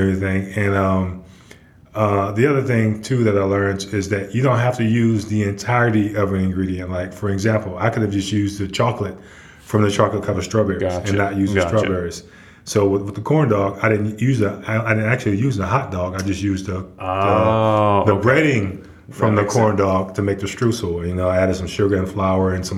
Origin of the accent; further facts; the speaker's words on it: New Orleans, Louisiana, United States; moved away as an adult; now in Chattanooga, United States; Born and raised in New Orleans proper